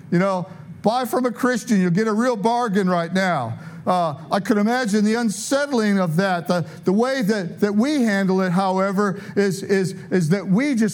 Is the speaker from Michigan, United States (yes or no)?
yes; Detroit, Michigan, United States; moved away as an adult; also born or lived in San Diego / Tulsa; I'm from Detroit, but, you know, I lived in San Diego.